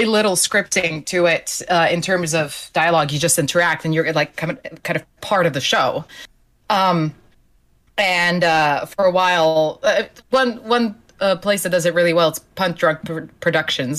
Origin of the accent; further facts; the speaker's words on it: Slovenia; English is a second language; moved away; I'm originally from Slovenia, which is a country of 2 million people